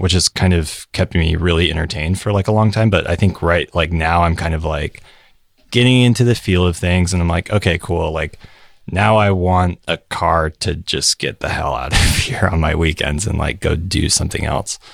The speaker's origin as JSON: {"language": "English", "town": "Salt Lake City", "region": "Utah", "country": "United States", "tie": "born or raised there", "moved": "as an adult", "lives_now": "San Francisco, United States", "said": "I'm from Salt Lake City. Born and raised until a year ago"}